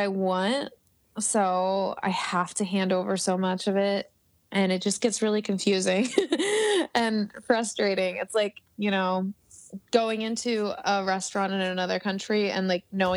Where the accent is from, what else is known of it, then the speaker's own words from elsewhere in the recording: Baltimore, Maryland, United States; moved away; I'm from Maryland, and I have a lot of connections on the East Coast